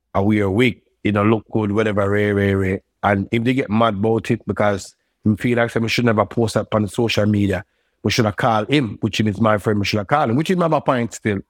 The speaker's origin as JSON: {"language": "English", "town": "Brooklyn", "region": "New York", "country": "United States", "tie": "born or raised there", "said": "I grew up in Brooklyn"}